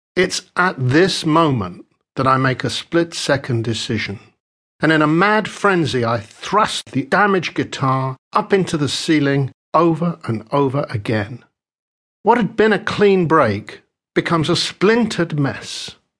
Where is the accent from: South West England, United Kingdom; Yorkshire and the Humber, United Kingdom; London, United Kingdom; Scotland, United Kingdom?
London, United Kingdom; I am British. I am a Londoner. I was born in West London just as the devastating Second World War came to a close.